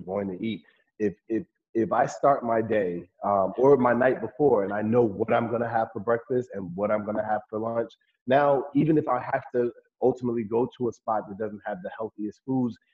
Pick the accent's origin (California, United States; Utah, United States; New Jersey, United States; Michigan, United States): New Jersey, United States; Newark; I grew up in Newark, New Jersey, and I still have family live there